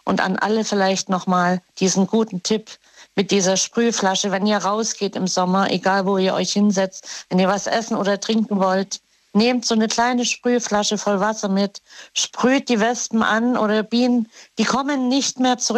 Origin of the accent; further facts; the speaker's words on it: West Germany, Germany; Ich, du weißt ja, ich bin ja von hier also von Westdeutschland in die DDR gezogen und dann wieder zurück.